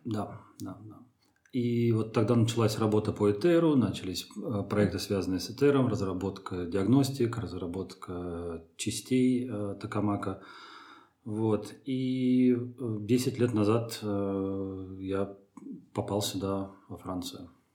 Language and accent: Russian; Troitsk, Moscow, Russia; moved away; also born or lived in France; я родился в Троицке, под Москвой, а, закончил там а, физико-математическую школу, лицей.